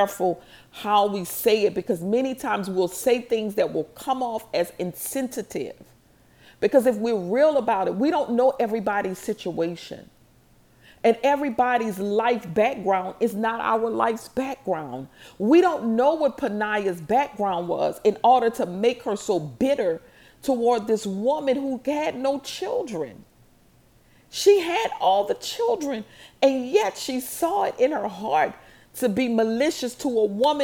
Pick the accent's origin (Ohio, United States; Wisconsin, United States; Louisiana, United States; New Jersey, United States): Louisiana, United States; New Orleans; I'm from New Orleans.